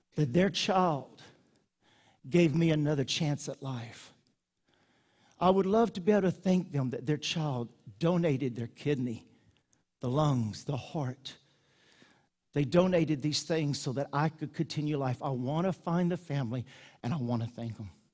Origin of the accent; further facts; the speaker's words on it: United States; I'm American